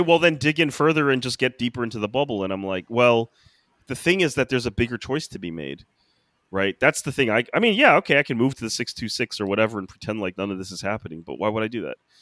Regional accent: United States; as an American

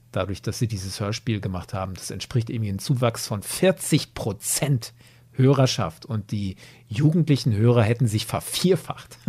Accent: Germany; bei uns in Deutschland

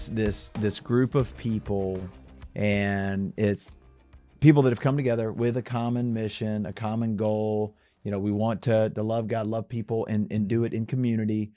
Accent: Atlanta, Georgia, United States; moved away; I grew up in Atlanta

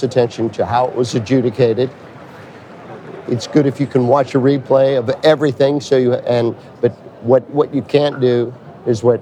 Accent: Pittsburgh, Pennsylvania, United States; I'm from Pittsburgh, Pennsylvania.

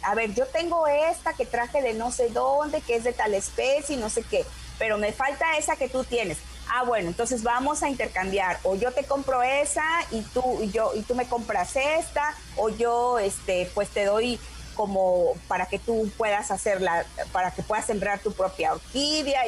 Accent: Coatepec, Veracruz, Mexico; San Jerónimo es nuestro patrono del, del pueblo

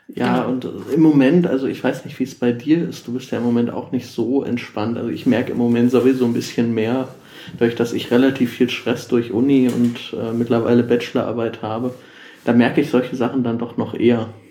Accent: Ruhr area, North Rhine-Westphalia, Germany; ich komme ursprünglich aus dem Ruhrgebiet

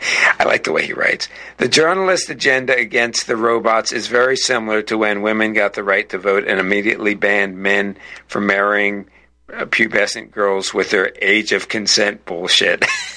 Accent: United States; I'm an American, I can say it, this country, and I have ancestors who either came over on the Mayflower or came over within the next few years.

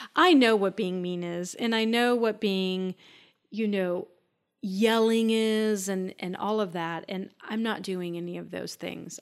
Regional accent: Minnesota, United States; I grew up in Minnesota

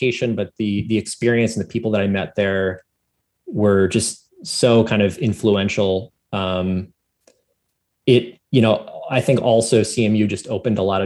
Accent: Philadelphia, Pennsylvania, United States; I grew up in Philadelphia

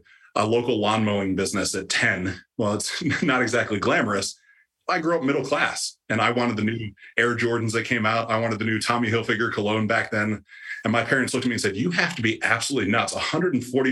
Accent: Ohio, United States; the town I grew up in Ohio

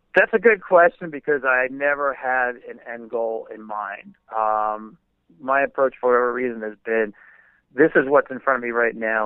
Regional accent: New Jersey, United States; when I was growing up in New Jersey

